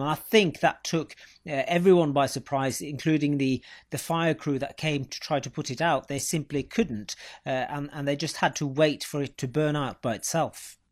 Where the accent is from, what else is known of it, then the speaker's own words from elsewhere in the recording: Norway; born and bred in Norway